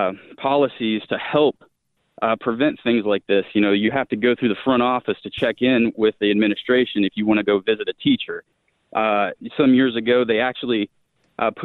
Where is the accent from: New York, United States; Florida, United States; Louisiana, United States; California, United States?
Florida, United States; Coral Springs; now in Georgia, United States; I grew up in Coral Springs. I moved there when I was 4 months old and raised my entire childhood in Coral Springs